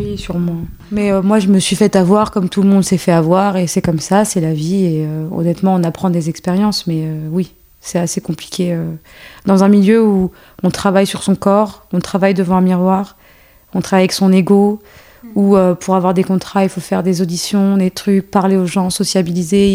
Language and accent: French; France; also born or lived in Algeria; Je suis née en Algérie et euh, après, je suis arrivée en France à mes deux ans